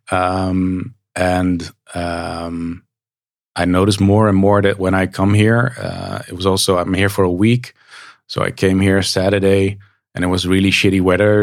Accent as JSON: {"language": "English", "town": "Nijmegen", "region": "Gelderland", "country": "Netherlands", "tie": "born or raised there", "said": "in Nijmegen, my hometown"}